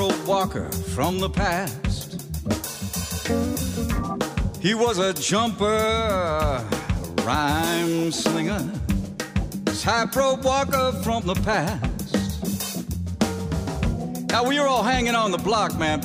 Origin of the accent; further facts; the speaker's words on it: New York City, New York, United States; When I was a kid growing up in the Bronx